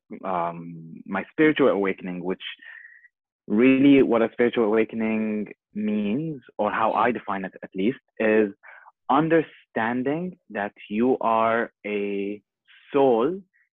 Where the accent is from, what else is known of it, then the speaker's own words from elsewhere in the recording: Bahrain; moved away as an adult; also born or lived in Jordan / Costa Rica; I was born in Jordan, and I was raised here in Bahrain